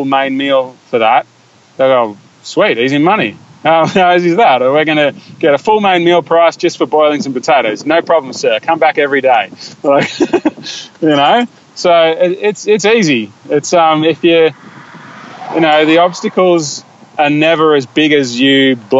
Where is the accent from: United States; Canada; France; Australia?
Australia; we're Australian and most of my friends are Australian